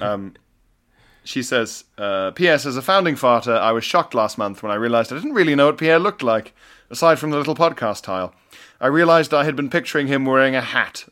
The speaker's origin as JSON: {"language": "English", "country": "Isle of Man", "tie": "born or raised there", "said": "I grew up on the Isle of Man with the T T races"}